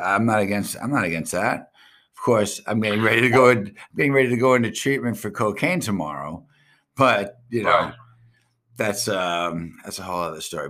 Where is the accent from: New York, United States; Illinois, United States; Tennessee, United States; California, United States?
New York, United States; Long Island; I'm from Strong Island